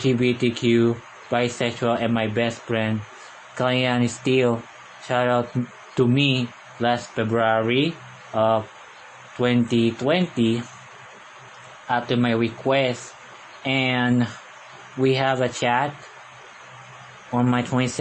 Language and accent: English; Philippines; first language Tagalog; English is a second language; I'm a Filipino. I can speak Tagalog fluently for the rest of my life. I can speak English in the later years in my life.